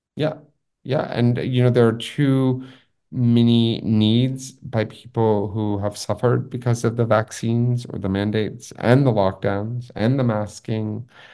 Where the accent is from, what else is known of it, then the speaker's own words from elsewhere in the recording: Los Angeles, California, United States; also born or lived in Taipei; I'm also from Los Angeles